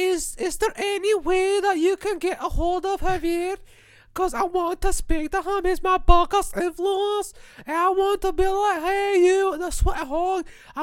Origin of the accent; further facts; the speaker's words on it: Scotland, United Kingdom; I'm from Scotland, you cunt.